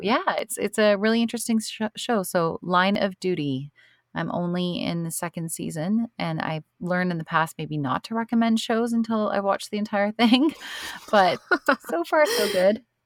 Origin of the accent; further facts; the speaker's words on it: Canada; being Canadian, we have Thanksgiving in October